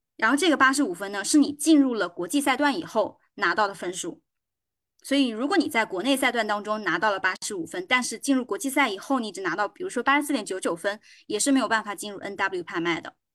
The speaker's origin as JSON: {"language": "Chinese", "town": "Anqing", "region": "Anhui", "country": "China", "said": "我是来自于两弹元勋，邓家先先生的故乡安徽安庆"}